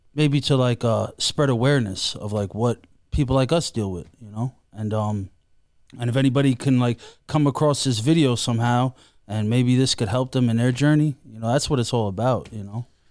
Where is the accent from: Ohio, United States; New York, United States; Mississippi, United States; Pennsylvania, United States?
New York, United States; New York City; I am from Queens, and, and, uh, You know, like, Bayside